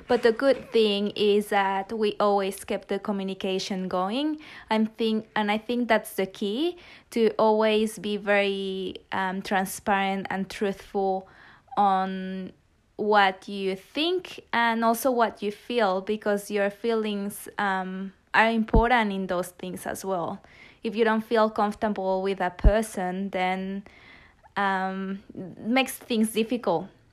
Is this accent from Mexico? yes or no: yes; Mexico; English is a second language; moved away as an adult; also born or lived in Australia; I'm originally from Mexico